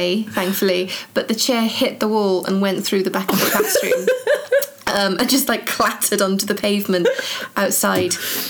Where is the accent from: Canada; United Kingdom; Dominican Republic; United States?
United Kingdom; Cwmbran, Wales; also born or lived in Nuneaton; I started in Wales, I'm from Cwmbran, mm-hmm. And then moved to the Midlands, to Nuneaton. Mm-hmm. I don't really have an accent.